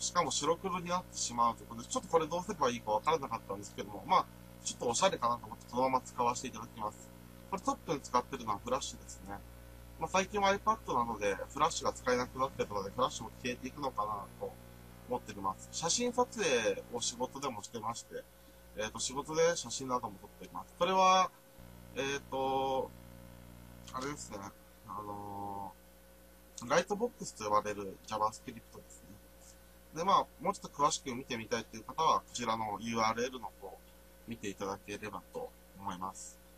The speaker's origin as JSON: {"language": "Japanese", "town": "Nagaoka", "region": "Niigata", "country": "Japan", "tie": "born or raised there", "said": "新潟県長岡市の出身です。"}